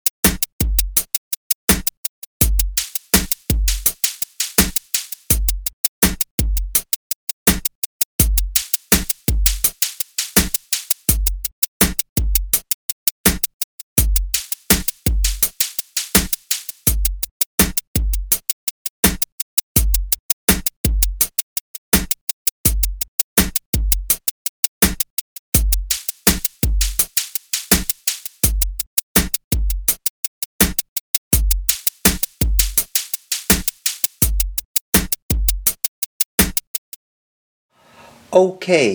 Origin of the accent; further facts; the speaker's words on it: Normal, Illinois, United States; now in Springfield, United States; I grew up in Normal, Illinois